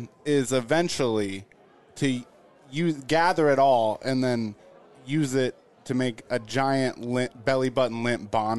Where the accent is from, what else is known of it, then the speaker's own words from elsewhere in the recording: Denison, Iowa, United States; I'm actually from Denison, Iowa